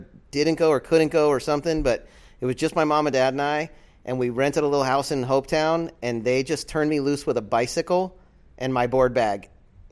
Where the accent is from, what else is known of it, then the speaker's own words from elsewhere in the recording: Central Florida, United States; I grew up here in Central Florida.